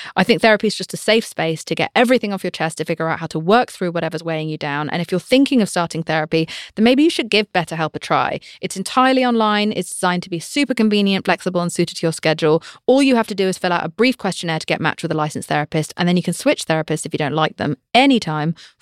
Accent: United Kingdom; I'm British

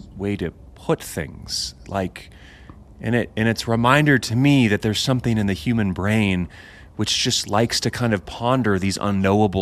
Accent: United States; I'm American

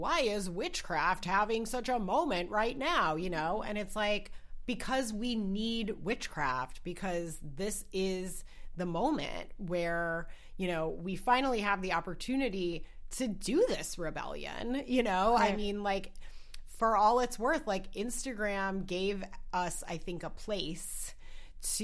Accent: Wisconsin, United States; moved away; I'm originally from Wisconsin

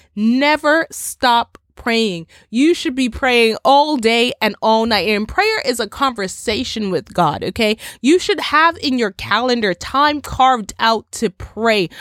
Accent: Bermuda; I come from Bermuda. Bermuda is an island in the Atlantic, and I can't tell you the amount of times within my twenty-six years that my family and I had to prepare for a storm or a hurricane

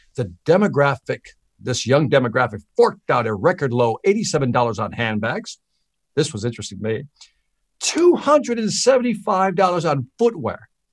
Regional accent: Chicago, Illinois, United States; moved away; also born or lived in Miami; I'm from Chicago. I'm from the hood. I'm from the inner city.

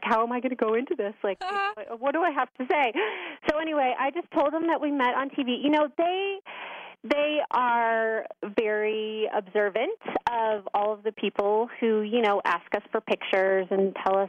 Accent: St. Louis, Missouri, United States; moved away as an adult; also born or lived in Indianapolis, Indiana / Miami, Florida / Los Angeles, California; now in Colorado, United States; I was born in Indy. I was raised in St. Louis, and then I went to IU, and then I went to University of Miami for grad school, and then I lived there for 7 years, and then moved to LA, as we all know, and then came to Colorado.

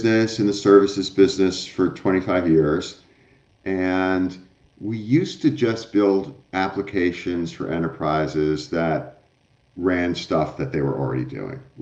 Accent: suburban New Jersey, United States; I grew up in suburban New Jersey

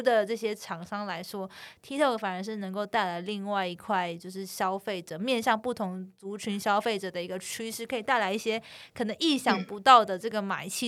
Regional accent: Miaoli County, Taiwan; 我苗栗国，本人来自苗栗国

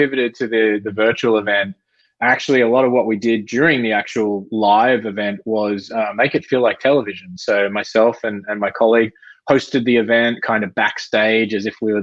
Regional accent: near Sydney, New South Wales, Australia; accent: Australian; moved away as an adult; also born or lived in London; now in Bay Area, United States; I've been living in the Bay Area for 5 years. I spent 10 years in London before that and grew up just near Sydney.

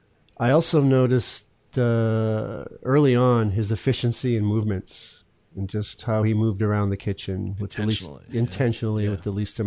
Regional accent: Massachusetts, United States; now in Maine, United States

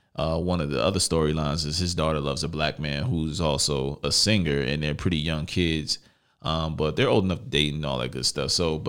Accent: New York City, New York, United States; also born or lived in Lower East Side, Manhattan; I'm from Massachusetts. Everybody should know I'm from Brooklyn. By the way, spent a little bit of time Lower East Side Manhattan.

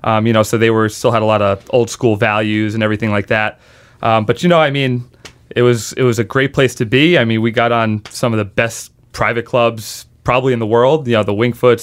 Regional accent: Long Island, New York, United States; moved away; I grew up on Long Island.

